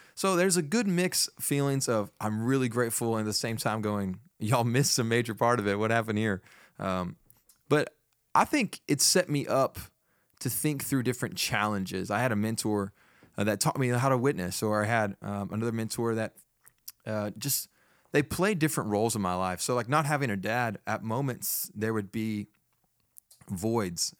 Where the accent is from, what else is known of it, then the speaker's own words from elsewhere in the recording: Fort Worth, Texas, United States; moved away as an adult; also born or lived in Chattanooga, Tennessee; now in Nacogdoches, United States; I grew up in Fort Worth